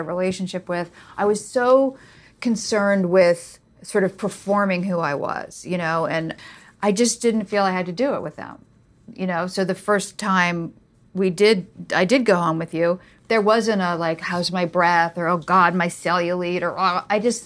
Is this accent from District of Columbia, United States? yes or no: yes; Washington, District of Columbia, United States; moved away as an adult; now in New York, United States; I'm from Washington, D.C. I grew up around journalists